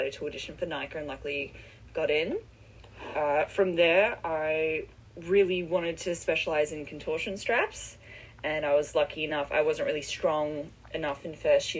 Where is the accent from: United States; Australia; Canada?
Australia; Perth, Western Australia; now in Melbourne, Australia; I'm originally from Western Australia, and in my hometown in Perth